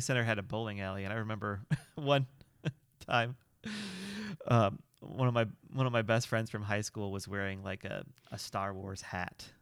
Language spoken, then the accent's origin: English; Illinois, United States; growing up in Illinois